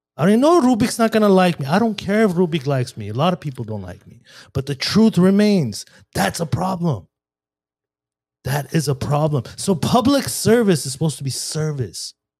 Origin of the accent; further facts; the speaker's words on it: Glendale, California, United States; I grew up in Glendale